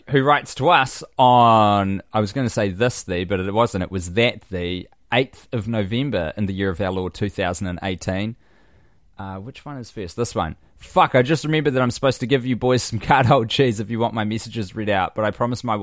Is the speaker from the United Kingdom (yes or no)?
no; Canada; I am Canadian, and boy, do I love our sweet cheesy fries, gravy, love poutine.